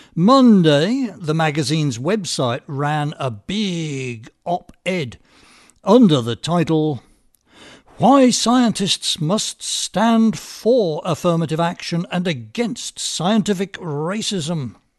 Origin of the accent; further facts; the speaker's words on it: England, United Kingdom; moved away as an adult; now in United States; I was raised in England